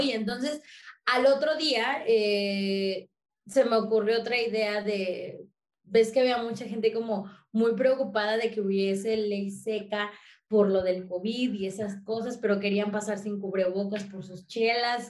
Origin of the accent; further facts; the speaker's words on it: apparently in Mexico City, Mexico; yo soy del barrio, yo soy nativa del barrio, yo crecí en el barrio